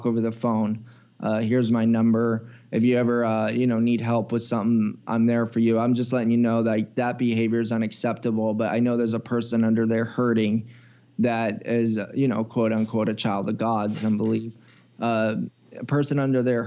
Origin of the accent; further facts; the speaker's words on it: United States; being an American